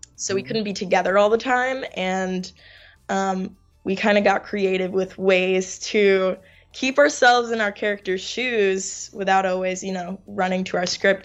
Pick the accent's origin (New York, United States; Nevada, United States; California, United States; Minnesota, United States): New York, United States; also born or lived in Finland; I'm from New York, born and raised